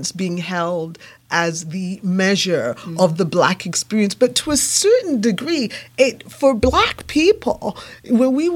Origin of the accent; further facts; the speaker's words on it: England, United Kingdom; I was born and raised in England